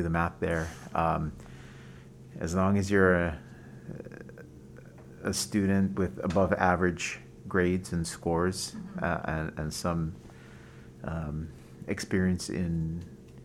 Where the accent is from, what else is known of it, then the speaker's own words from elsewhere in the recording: Waialua, Hawaii, United States; also born or lived in Boston; now in Honolulu, United States; I'm from Waialua, out in the North Shore.